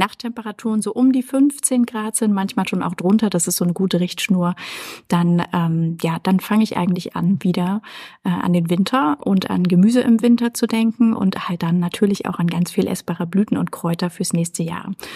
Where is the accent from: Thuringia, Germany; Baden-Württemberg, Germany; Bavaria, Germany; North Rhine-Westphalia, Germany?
Thuringia, Germany; Erfurt; in Erfurt in meiner Heimatstadt